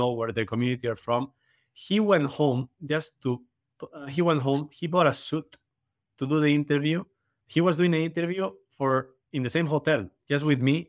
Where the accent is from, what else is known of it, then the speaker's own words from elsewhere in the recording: Madrid, Community of Madrid, Spain; moved away as an adult; also born or lived in Canada / Caribbean / Miami Beach; now in United Kingdom; in Madrid, I was in my hometown